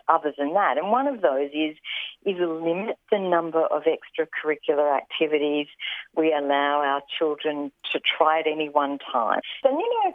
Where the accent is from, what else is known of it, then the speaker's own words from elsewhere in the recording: Roma, Queensland, Australia; also born or lived in Dalby; Growing up in Roma and Dolby, there wasn't rowing or tennis or hockey